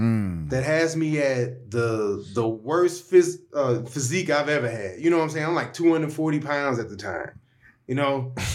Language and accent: English; St. Louis, Missouri, United States; I'm from St. Louis. You know what I'm saying? Like, I grew up with, it is what it is. You know, I had the red hat, I'm dark skinned